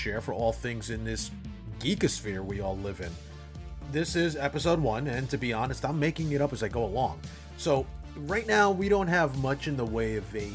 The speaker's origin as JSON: {"language": "English", "town": "New York City", "region": "New York", "country": "United States", "tie": "born or raised there", "said": "I grew up in New York City in the 70s and 80s"}